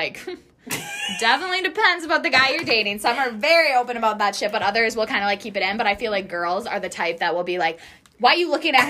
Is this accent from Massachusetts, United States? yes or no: no; Wisconsin, United States; Wisconsin. Born and raised, baby.